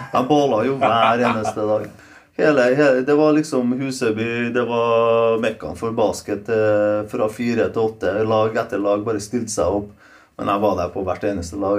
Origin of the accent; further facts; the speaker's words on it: Trondheim, Trøndelag, Norway; Norwegian is a second language; also born or lived in Poland; jeg, har alltid den gamle imagen av Kolstad. Da. Det var ganske litt sånn slum. Det var det. Men vi likte det.